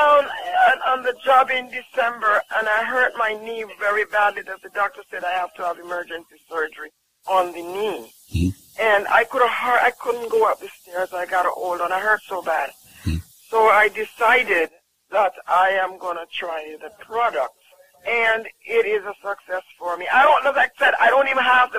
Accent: Jamaica; I'm from Jamaica.

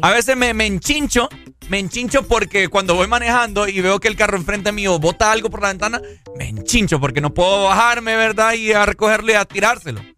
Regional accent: Honduras; esta es mi tierra, Honduras, somos así.

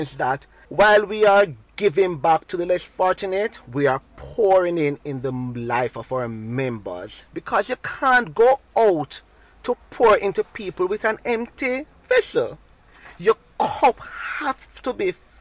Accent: Saint Andrew, Jamaica; As a young boy growing up in Southwest St. Andrew

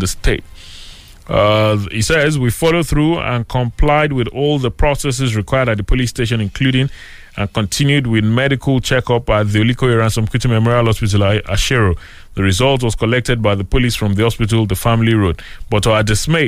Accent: Nigeria; as a Nigerian

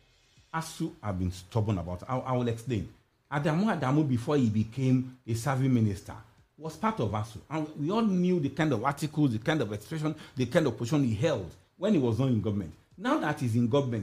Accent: Nigeria; as a Nigerian

